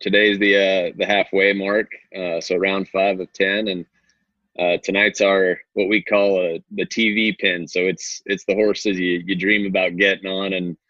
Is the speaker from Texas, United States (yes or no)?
yes; The Woodlands, Texas, United States; also born or lived in California / New Mexico / Alaska / Arizona; I'm from everywhere. was born in California, lived in New Mexico, Alaska for 6 years, Texas, Arizona, Washington, back to Texas. I ended up graduating high school down in the Woodlands by Houston